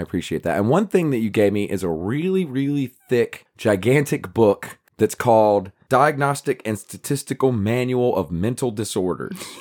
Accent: United States; we're American.

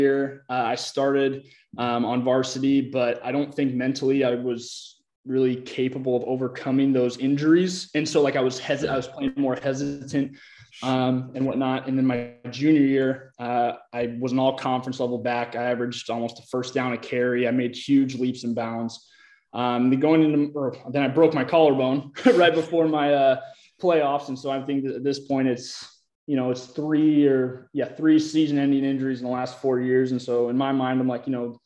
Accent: Olympia, Washington, United States; also born or lived in Iowa; now in Austin, United States; I originally grew up in Olympia, Washington

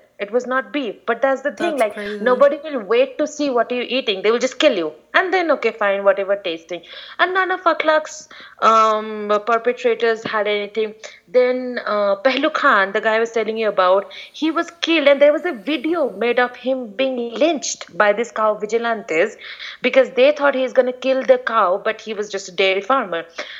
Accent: East India, India; we're not from North India. We're from East India

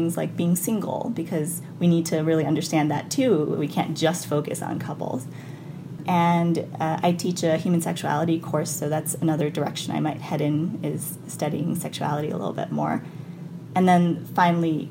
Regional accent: New York City, New York, United States; moved away as an adult; now in Idaho, United States; I grew up in New York City

